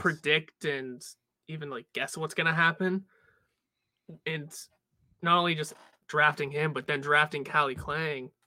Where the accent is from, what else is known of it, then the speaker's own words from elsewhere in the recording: Pittsburgh, Pennsylvania, United States; we're from Pittsburgh